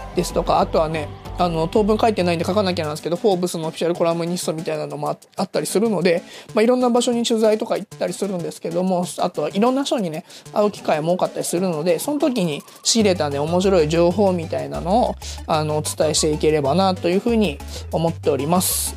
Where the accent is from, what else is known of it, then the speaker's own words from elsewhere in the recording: Hiroshima, Japan; 僕広島出身であのお好み焼きはもうずっとちっちゃい頃から食べ続けてきましたけど